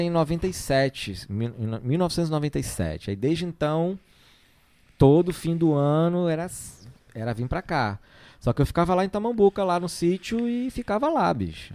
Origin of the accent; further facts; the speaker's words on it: Rio de Janeiro, Brazil; moved away as an adult; now in Ubatuba, Brazil; eu sou, sou, criado no Rio, sou, sou carioca, né? Nascido lá no Rio